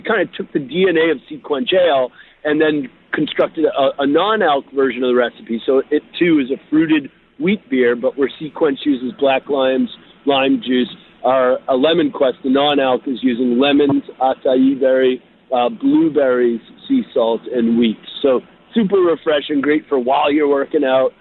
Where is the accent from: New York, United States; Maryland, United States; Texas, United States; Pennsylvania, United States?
New York, United States; New York City; moved away; I was born in Flushing, Queens.